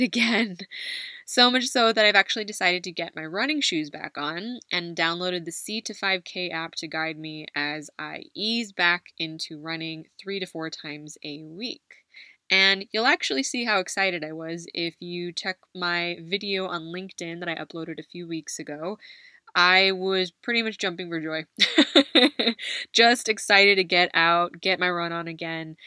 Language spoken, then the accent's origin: English; United States; also born or lived in Philippines (parents' home country); now in Spain; As someone who identifies as Filipino American, which is often mistaken for Chinese here in my adopted country of Spain